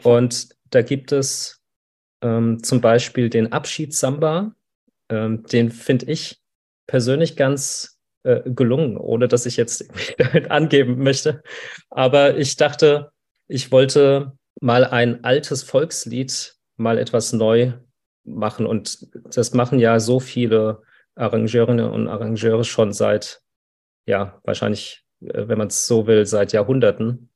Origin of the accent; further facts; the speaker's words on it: Frankfurt, Hesse, Germany; ich bin ja aus Frankfurt